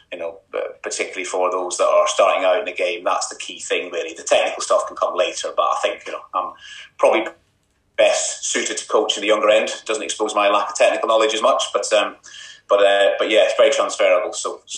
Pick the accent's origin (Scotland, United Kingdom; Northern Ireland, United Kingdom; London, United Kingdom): Scotland, United Kingdom; also born or lived in Ireland; So I was brought up in Scotland, primary school and secondary school in Ireland.